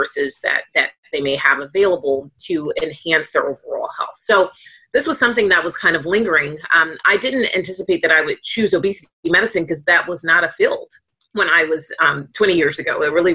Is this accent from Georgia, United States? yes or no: yes; Atlanta, Georgia, United States; moved away as an adult; now in Boston, United States; as a black woman who was born and raised in Atlanta, I do live obviously in Boston